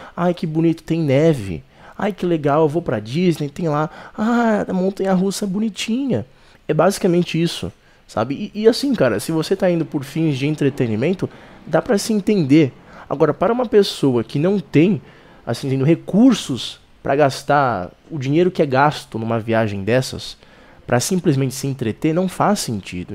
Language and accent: Portuguese; Brazil; Eu sou brasileiro